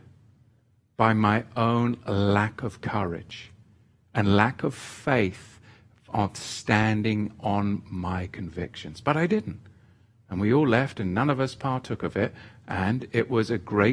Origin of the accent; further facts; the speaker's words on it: England, United Kingdom; moved away as an adult; when I was a boy growing up in England with the Church of England